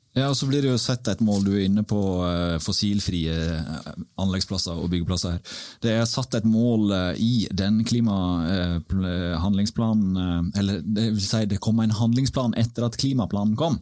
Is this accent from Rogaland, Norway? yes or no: no; Årdal, Vestland, Norway; jeg er født og oppvokst i Årdal. som du hører